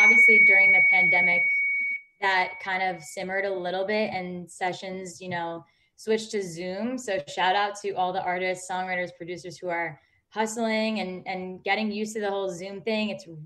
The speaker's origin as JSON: {"language": "English", "region": "New York", "country": "United States", "moved": "as an adult", "lives_now": "Los Angeles, United States", "said": "I'm from New York originally, so coming to LA was definitely a big change"}